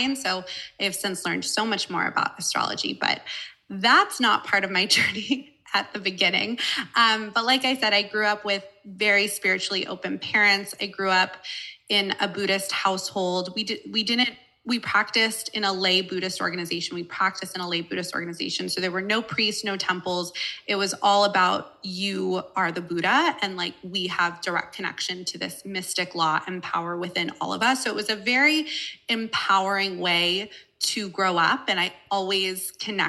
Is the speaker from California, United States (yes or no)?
yes; Malibu, California, United States; I grew up in Los Angeles, California. I grew up in Malibu, California